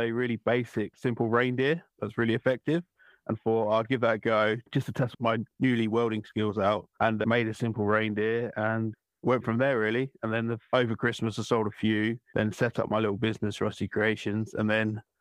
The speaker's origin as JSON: {"language": "English", "area": "Essex", "region": "East of England", "country": "United Kingdom", "said": "I'm from Essex in England, in the UK, and I do metal art"}